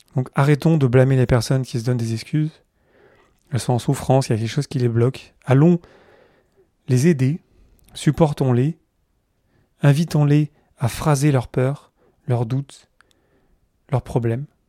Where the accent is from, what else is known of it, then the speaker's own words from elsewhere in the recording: Carpentras, Provence-Alpes-Côte d'Azur, France; je suis de là-bas, à côté du, Mont Ventoux, dans le sud-est de la France. Euh, je suis né à Carpentras, à côté d'Avignon